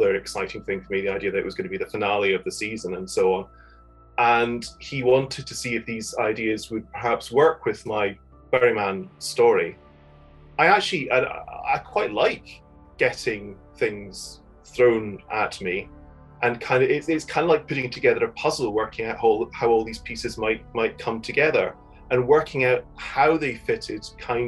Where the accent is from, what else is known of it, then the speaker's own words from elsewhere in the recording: Fife, Scotland, United Kingdom; also born or lived in Edinburgh / Kirkintilloch; I come from Edinburgh originally, but I kind of grew up largely in Fife, also a number of years in Kirkintilloch outside Glasgow